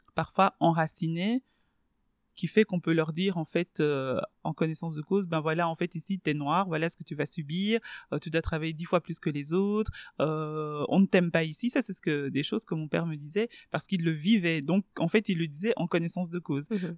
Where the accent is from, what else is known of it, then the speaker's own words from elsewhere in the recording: Belgium; first language Swahili; French is a second language; also born or lived in Kisangani, DR Congo / Kinshasa, DR Congo; je suis arrivée euh, en Belgique et donc il a fallu euh, ben, se scolariser